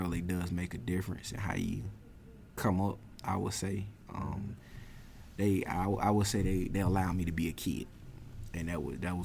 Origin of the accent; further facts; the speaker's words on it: Augusta, United States; I'm from Augusta, been in Augusta for as long as I've been living, my whole 25 years of existence on this planet